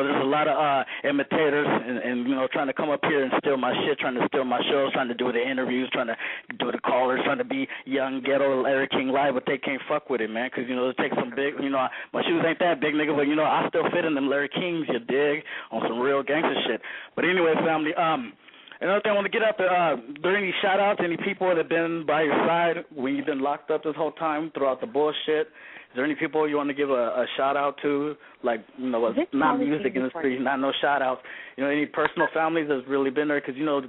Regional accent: Peru; I got this power right here to do what I do because I'm from Peru.

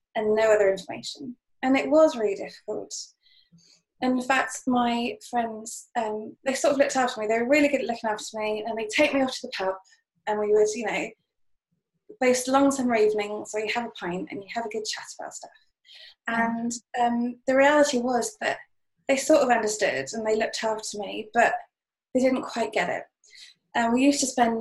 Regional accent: Cheltenham, South West England, United Kingdom; moved away as an adult; also born or lived in Bath / Witney; I was born in Cheltenham, went to Bath, that was it. Those two places where I had a whole load of friends and I was really comfortable.

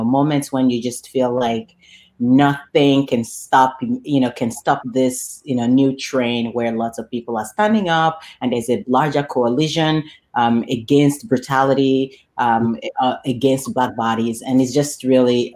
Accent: Lagos, Nigeria; now in Chicago, United States; I was raised and born and raised in Lagos, Nigeria

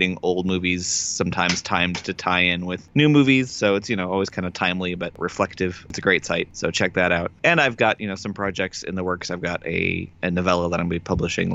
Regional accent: Bottineau, North Dakota, United States; moved away as an adult; now in Tucson, United States; I grew up in North Dakota

